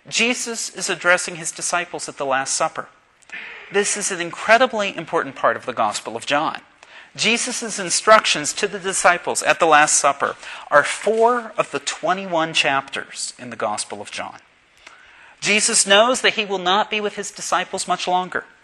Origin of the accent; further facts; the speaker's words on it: Pittsburgh, Pennsylvania, United States; This past week, I made a very important trip to my hometown of Pittsburgh.